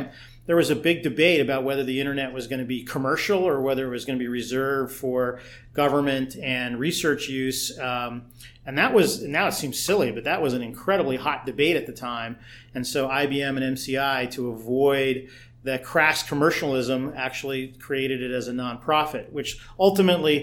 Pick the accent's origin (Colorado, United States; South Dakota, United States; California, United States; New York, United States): Colorado, United States; Boulder; now in Boston, United States; Place called Boulder, Colorado, which is, as far as I'm concerned, the best place in the country